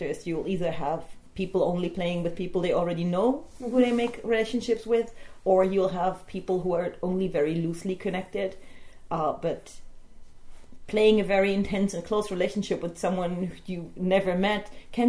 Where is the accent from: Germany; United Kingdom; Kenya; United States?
Germany; I'm from Germany, but I work with Not Only LARP as a Spanish organization.